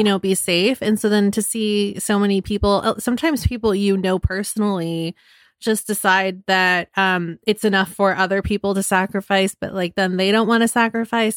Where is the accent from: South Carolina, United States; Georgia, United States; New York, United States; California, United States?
California, United States; Marin County; I'm from Marin County, which is, um, about fifteen minutes north of the Golden Gate Bridge